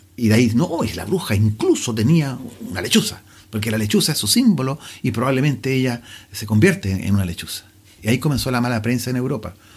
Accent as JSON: {"language": "Spanish", "country": "Chile", "said": "el chileno se relaciona con casi todas las cosas. Es, parte de nuestra idiosincrasia"}